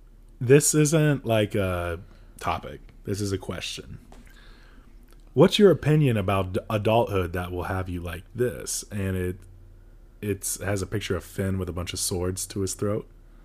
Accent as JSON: {"language": "English", "country": "Croatia", "moved": "yes", "said": "I just remember In-N-Out, when I came from Croatia, it was so salty."}